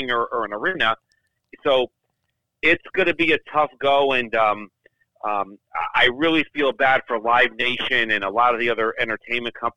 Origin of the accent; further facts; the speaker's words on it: New Haven, Connecticut, United States; I grew up in the New Haven, Connecticut area